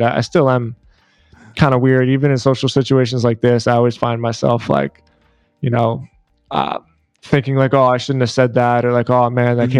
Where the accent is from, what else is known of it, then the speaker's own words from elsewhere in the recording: Philadelphia, Pennsylvania, United States; moved away as an adult; now in South Florida, United States; I was born and raised in Philadelphia